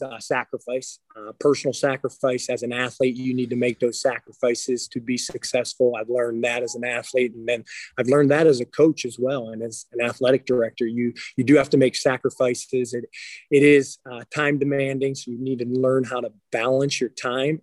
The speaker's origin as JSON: {"language": "English", "town": "Aliquippa", "region": "Pennsylvania", "country": "United States", "tie": "born or raised there", "said": "I grew up outside of Pittsburgh, Pennsylvania. So uh, Aliquippa was the town I grew up in."}